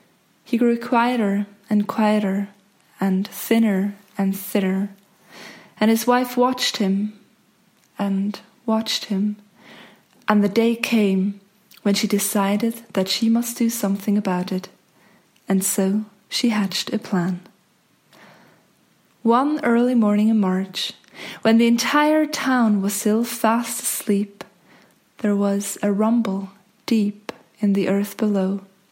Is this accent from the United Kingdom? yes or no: no; Zug, Switzerland; I grew up in Zug